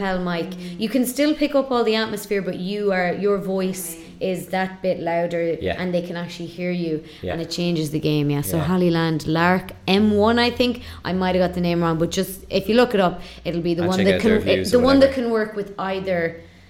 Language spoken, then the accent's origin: English; Mayo, Connacht, Ireland; moved away as an adult; now in Dublin, Ireland; I'm from Mayo